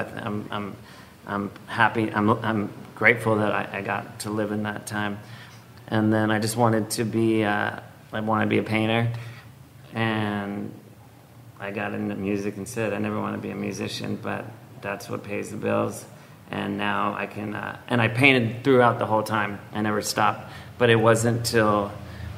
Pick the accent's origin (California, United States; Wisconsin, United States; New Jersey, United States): California, United States; Los Angeles; I was born in Los Angeles.